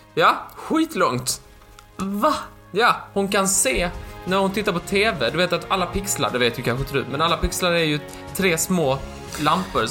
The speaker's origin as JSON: {"language": "Swedish", "region": "Skåne", "country": "Sweden", "accent": "Skånska", "said": "På min skånska"}